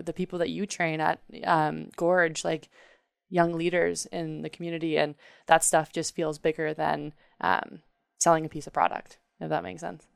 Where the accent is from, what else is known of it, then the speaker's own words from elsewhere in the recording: Canada; growing up in Canada